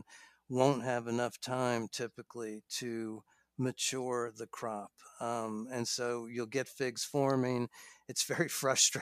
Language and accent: English; New York, United States; moved away; I grew up in New York